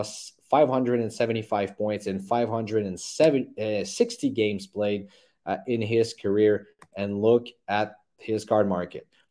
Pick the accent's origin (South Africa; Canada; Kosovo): Canada; Montreal, Quebec; I live here, uh, born and raised in Montreal